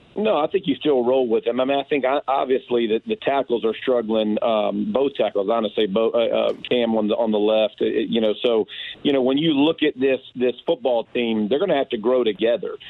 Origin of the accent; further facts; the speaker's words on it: Georgia, United States; I'm from Georgia